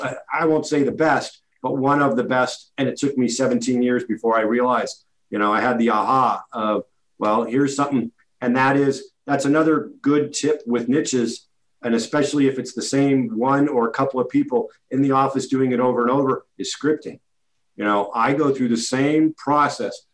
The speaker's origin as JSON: {"language": "English", "town": "Redwood City", "region": "California", "country": "United States", "tie": "born or raised there", "said": "my hometown of Redwood City"}